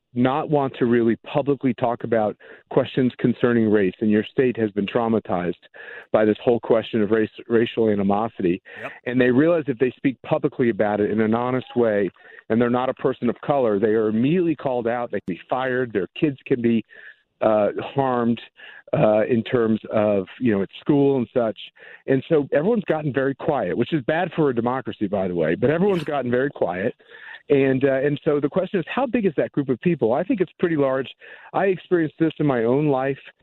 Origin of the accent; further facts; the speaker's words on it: Midwest, United States; I'm a Midwesterner